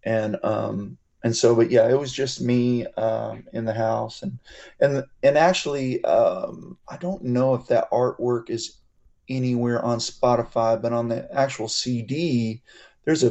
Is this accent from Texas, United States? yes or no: yes; Kerrville, Texas, United States; I grew up in Kerrville, Texas